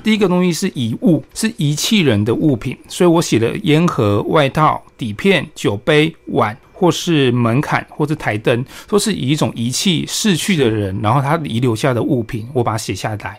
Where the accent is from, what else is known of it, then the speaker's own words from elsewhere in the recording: Chiayi, Chiayi County, Taiwan; also born or lived in Taipei; 我小时候从台北搬到嘉义来生活